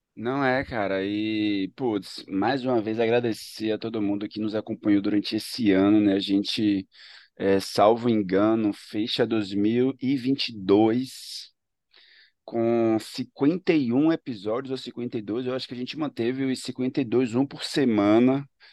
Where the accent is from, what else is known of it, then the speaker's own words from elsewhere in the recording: Ilhéus, Bahia, Brazil; also born or lived in Salvador / São Paulo; now in Recife, Brazil; sou de Ilhéus